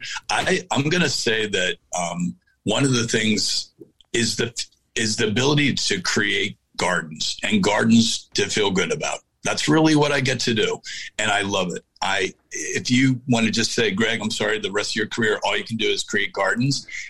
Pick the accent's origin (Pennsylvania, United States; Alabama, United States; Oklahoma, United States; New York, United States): Pennsylvania, United States; Chester Heights; accent: Delco; also born or lived in Southern Delaware; I grew up in Delaware County. I grew up in a little area called Chester Heights